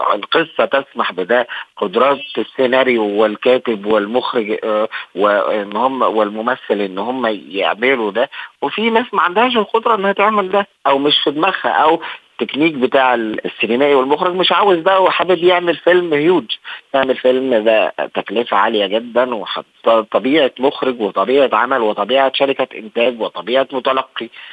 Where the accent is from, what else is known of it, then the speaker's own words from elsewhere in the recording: Egypt; احنا كمصريين ده جزء من ثقافتنا